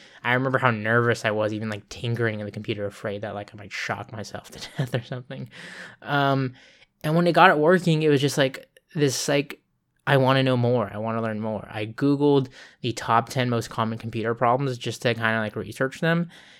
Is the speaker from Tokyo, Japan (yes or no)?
no; Okinawa, Japan; born there; also born or lived in California; we were moving back to where I was born in Okinawa, Japan.